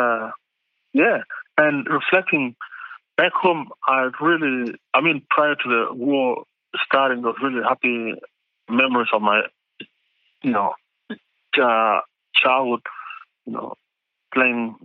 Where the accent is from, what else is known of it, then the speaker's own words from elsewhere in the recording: Adelaide, South Australia, Australia; now in Western Australia, Australia; the Crows and Port Adelaide from my hometown